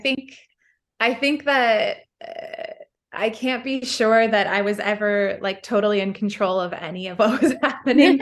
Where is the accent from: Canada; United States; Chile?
United States; Midwest; We grew up in the Midwest